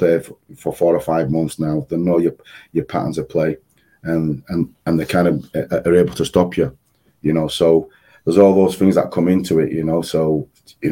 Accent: Yorkshire and the Humber, United Kingdom; moved away; being a Yorkshire lad

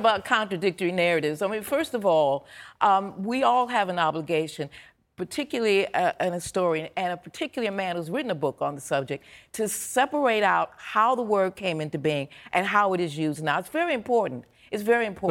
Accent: Chicago, Illinois, United States; I'm from Chicago.

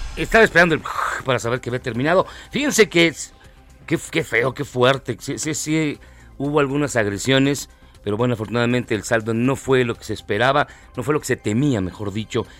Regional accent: Mexico; como mexicanos

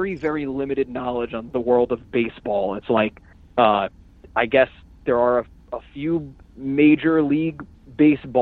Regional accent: Manchester, New Jersey, United States; I am originally from Manchester, New Jersey.

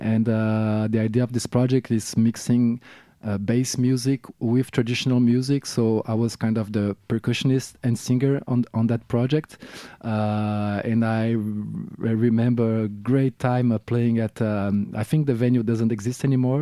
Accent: Rio de Janeiro, Brazil; English is a second language; moved away as an adult; now in France; I'm from Rio de Janeiro, now based in France, uh, for, um, uh, maybe um, f-, dozen years now.

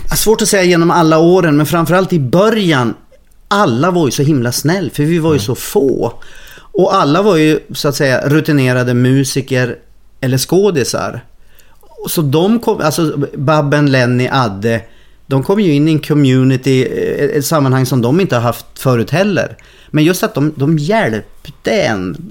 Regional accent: Norrland, Sweden; moved away as an adult; also born or lived in Stockholm; now in Gothenburg, Sweden; jag är norrlänning

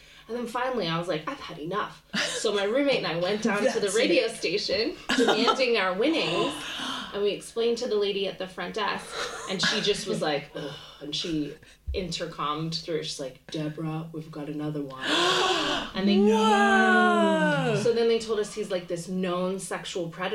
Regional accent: Canada; moved away as an adult; now in London, United Kingdom; I'm from Canada

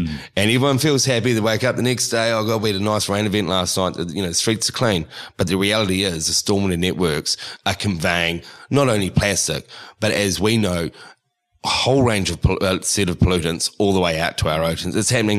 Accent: Sydney, New South Wales, Australia; I'm from Sydney.

